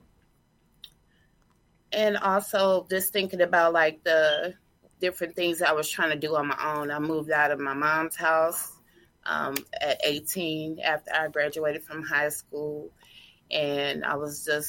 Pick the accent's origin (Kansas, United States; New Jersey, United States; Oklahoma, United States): Kansas, United States; Kansas City; also born or lived in Tacoma, Washington / St. Joseph, Missouri; I'm from Washington State, Tacoma, but I was raised here in Kansas City, Kansas.